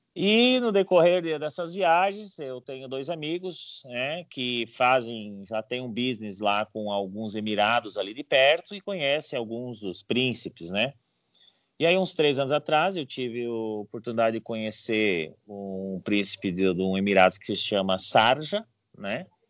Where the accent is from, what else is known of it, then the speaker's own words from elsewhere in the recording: Paraná, Brazil; moved away as an adult; also born or lived in Curitiba; now in São Paulo, Brazil; eu sou paranaense, filho de gaúcho